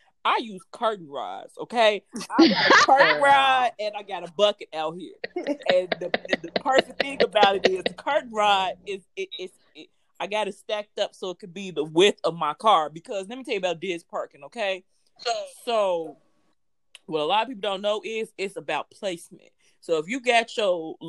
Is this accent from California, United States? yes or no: no; Chicago, Illinois, United States; I was born and raised in Chicago